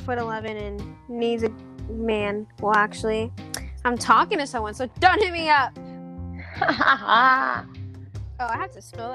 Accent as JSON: {"language": "English", "region": "Texas", "country": "United States"}